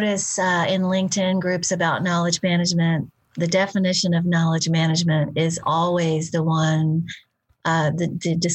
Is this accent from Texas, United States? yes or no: yes; Houston, Texas, United States; I'm from the South